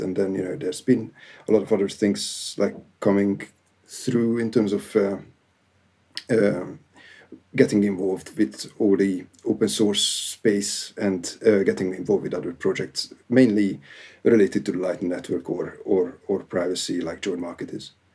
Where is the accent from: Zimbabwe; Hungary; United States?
Hungary; now in United Kingdom; I basically have a Hungarian origin